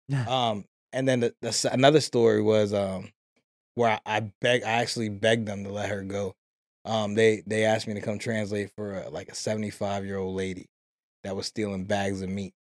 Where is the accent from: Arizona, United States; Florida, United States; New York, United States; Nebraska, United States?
New York, United States; New York City; we come from New York City. Uh, I grew up in, in the, in the west side of the city, in the West End